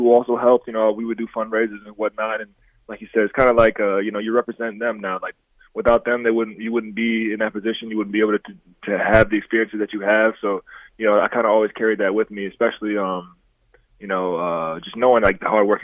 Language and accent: English; Dixon, United States; I grew up in Dixon